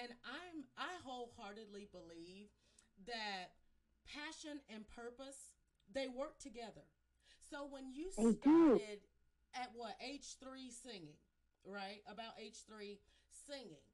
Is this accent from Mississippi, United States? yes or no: yes; Mississippi, United States; I was born and raised in Mississippi.